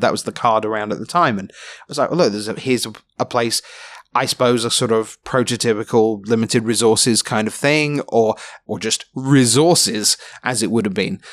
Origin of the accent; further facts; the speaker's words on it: London, United Kingdom; I was, gr-, grew up in London